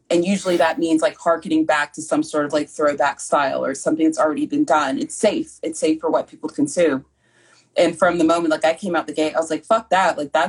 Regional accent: Southern United States, United States; I grew up in the South and I have internalized white supremacy.

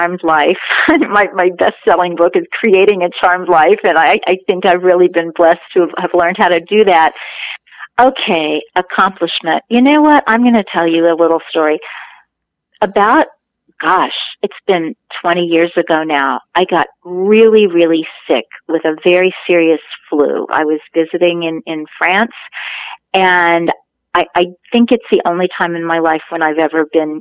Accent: Kansas City, Missouri, United States; I'm from Kansas City and grew up just off Main Street

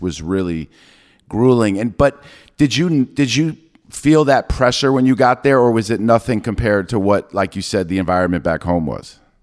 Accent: New York, United States; I'm from New York

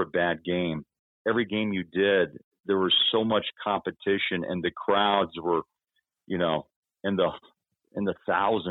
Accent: Big 8 country, Great Plains, United States; I grew up in Big 8, now Big 12 country with Oklahoma, Kansas State, you know, Nebraska at the time

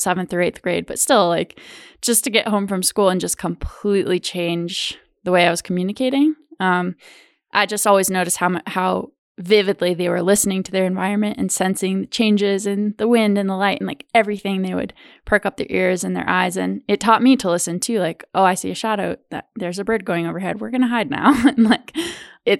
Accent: Wyoming, United States; I grew up in Wyoming

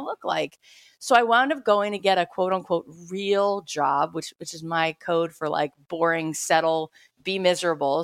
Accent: South Florida, United States; I grew up in South Florida

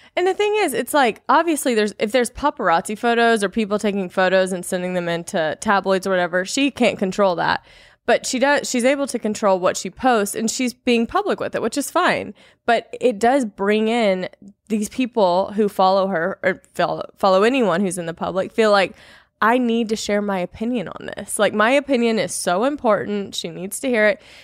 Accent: Louisiana, United States; moved away; I'm from Louisiana originally

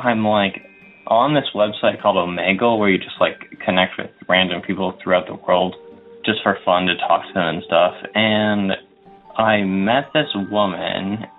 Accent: Windsor, Ontario, Canada; I'm from Windsor, Ontario.

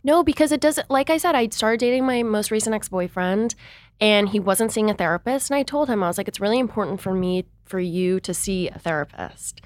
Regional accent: Seattle, Washington, United States; I'm from Seattle, Washington, but I kind of came from this sheltered bubble there

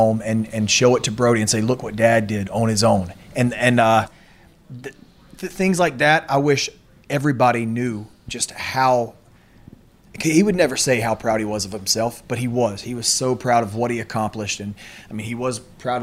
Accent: the South, United States; accent: southern; We're from the South

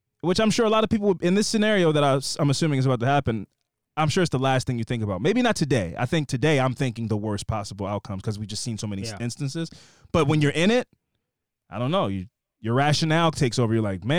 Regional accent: Kansas City, Missouri, United States; I was born and raised in Kansas City, Missouri. I know y'all have said it is a flyover state, but trust me, you've got to visit.

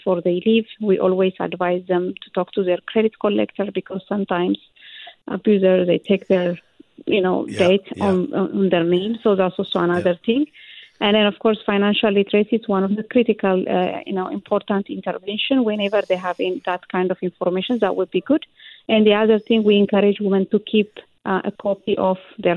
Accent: Ethiopia; now in Canada; I came from Ethiopia, the culture even personally I came from, men is the one who lead the household

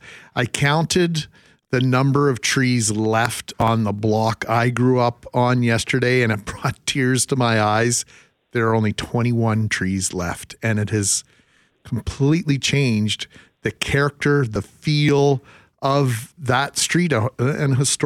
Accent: Winnipeg, Manitoba, Canada; I grew up in the West End and I was down my old street yesterday.

